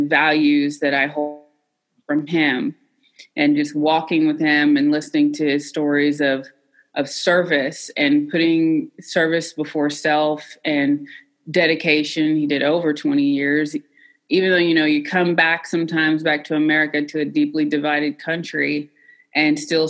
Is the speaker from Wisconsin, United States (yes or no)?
no; Cookeville, Tennessee, United States; I was a country girl from Tennessee. I'm from Cookeville, Tennessee, originally. I did grow up in a household full of veterans, though